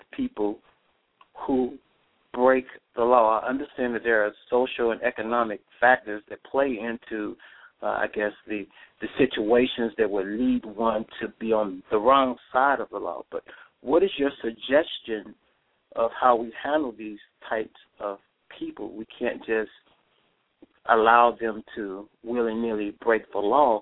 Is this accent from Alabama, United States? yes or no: no; Tennessee, United States; I'm from Tennessee